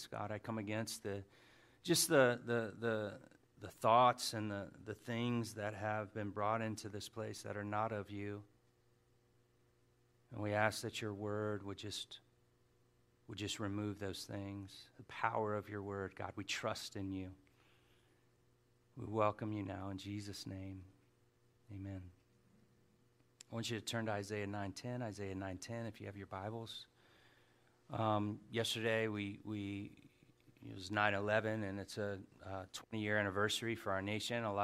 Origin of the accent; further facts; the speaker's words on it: Hawaii, United States; So, and I'm Hawaiian, by the way. I just never had enough cash to get over there.